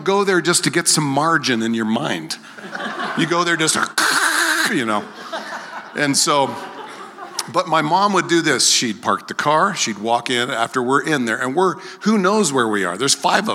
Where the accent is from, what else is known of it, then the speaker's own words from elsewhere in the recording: Greeley, Colorado, United States; also born or lived in Philadelphia; And then we got to Greeley, and I grew up in Greeley. Went to Maple. I was a Maplewood Mustang, a Heath Panther, a Greeley Central Wildcat.